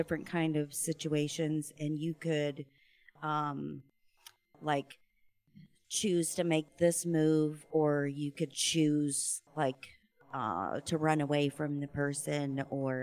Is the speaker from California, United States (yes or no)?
no; Terre Haute, Indiana, United States; moved away; I'm from Terre Haute.